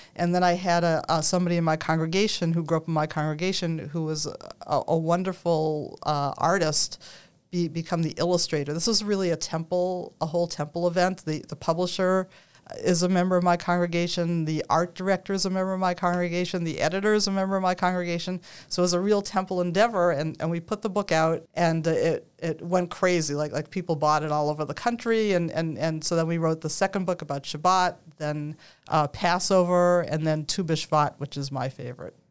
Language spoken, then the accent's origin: English; Newton, Massachusetts, United States; also born or lived in Philadelphia; I grew up in Newton, so I was familiar with this area